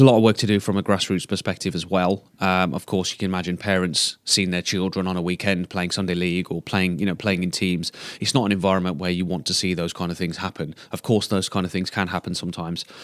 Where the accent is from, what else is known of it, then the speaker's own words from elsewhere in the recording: Black Country, West Midlands, United Kingdom; also born or lived in Sandwell; I'm originally from the Black Country